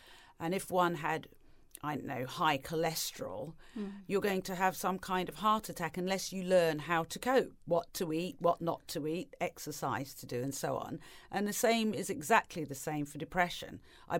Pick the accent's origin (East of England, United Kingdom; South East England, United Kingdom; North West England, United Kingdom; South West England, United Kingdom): East of England, United Kingdom; also born or lived in Tanzania; But when I was growing up in England and in Tanzania, and then in Norfolk, there were no other families of colour around.